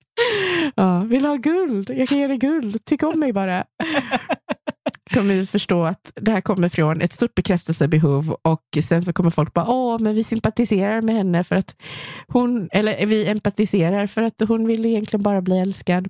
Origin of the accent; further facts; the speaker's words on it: Gothenburg, Västra Götaland, Sweden; accent: göteborgska; jag har fortfarande min göteborgska